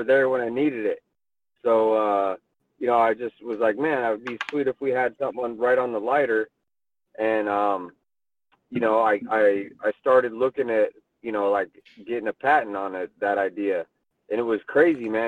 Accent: Moscow, Idaho, United States; moved away as an adult; now in Portland, United States; I grew up in Idaho, in Moscow, Idaho

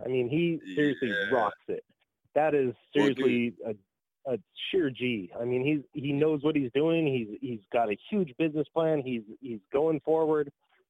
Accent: Colorado, United States; moved away as an adult; now in Oregon, United States; I'm originally from Colorado, where Pollination Elite Genetics started. I moved out here to Oregon

